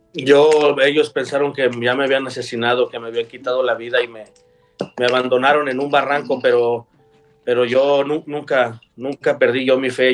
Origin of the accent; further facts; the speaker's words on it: Guadalajara, Jalisco, Mexico; moved away as an adult; nosotros somos de Guadalajara, Jalisco